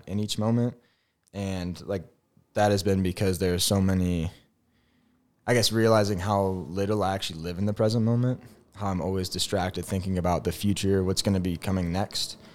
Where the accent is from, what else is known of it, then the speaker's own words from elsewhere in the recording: St. Louis, Missouri, United States; moved away as an adult; also born or lived in Kansas; I'm from Saint Louis, Missouri, the Lou.